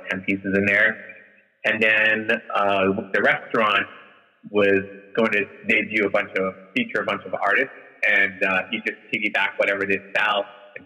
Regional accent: Peru; moved away; I'm from Peru

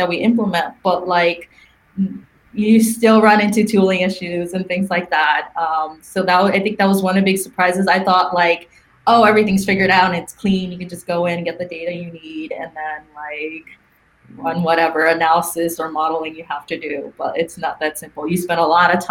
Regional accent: New York, United States; moved away as an adult; now in Silicon Valley, United States; I'm from New York.

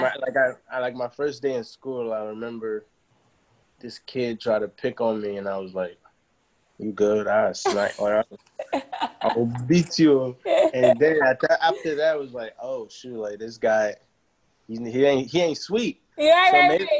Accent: United States; accent: Nigerian; also born or lived in Nigeria; I was born in Nigeria and I grew up in America.

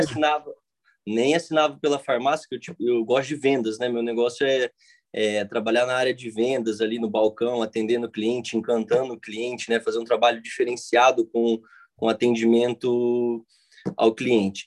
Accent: Cidade Gaúcha, Paraná, Brazil; É, eu sou de Cidade Gaúcha, né, Paraná.

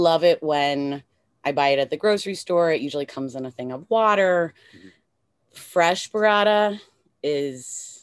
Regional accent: Chicago, Illinois, United States; also born or lived in Los Angeles; I grew up in Chicago going to diners

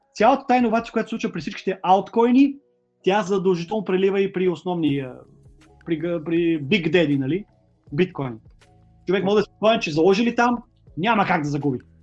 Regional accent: Bulgaria

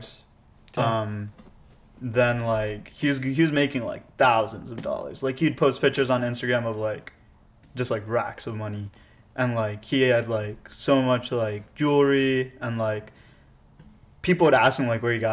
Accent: Pennsylvania, United States; I'm from Pennsylvania

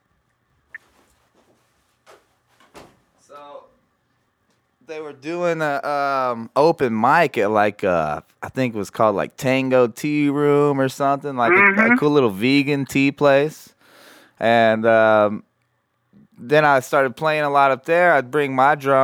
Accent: Corpus Christi, Texas, United States; I've lived back and forth in Corpus Christi growing up

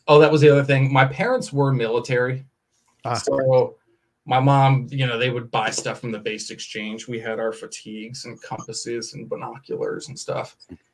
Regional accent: Maryland, United States; moved away; also born or lived in Indiana; I grew up in Maryland in a little suburb of a city

